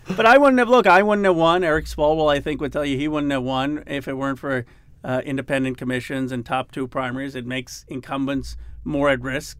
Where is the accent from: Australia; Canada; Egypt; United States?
United States; Philadelphia, Pennsylvania; I grew up in Philadelphia